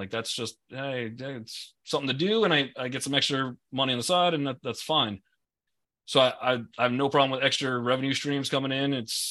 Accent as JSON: {"language": "English", "town": "Long Island", "region": "New York", "country": "United States", "tie": "born or raised there", "said": "I grew up in Long Island. I like some water."}